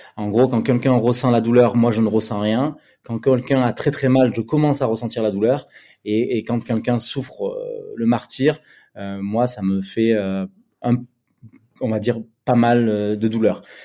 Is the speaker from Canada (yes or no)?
no; Bordeaux, Nouvelle-Aquitaine, France; also born or lived in Paris; je suis retourné à Bordeaux, ma ville natale.